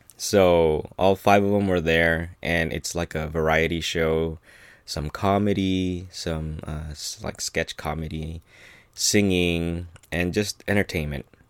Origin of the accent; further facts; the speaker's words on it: United States; being Filipino-American